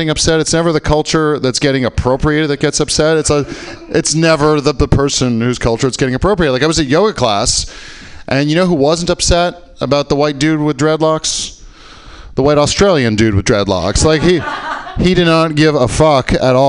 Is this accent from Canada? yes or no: yes; Canada; I am from Canada